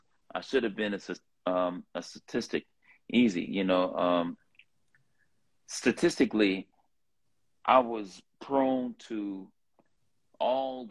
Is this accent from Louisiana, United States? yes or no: no; Los Angeles, California, United States; accent: LA accent; from South Central LA. I was, I stayed next door to some Crips, and I stayed five houses down from another set of Crips. And so I grew up in the Crip neighborhood